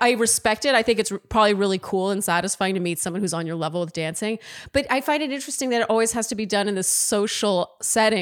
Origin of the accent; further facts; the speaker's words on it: Canada; I'm too Canadian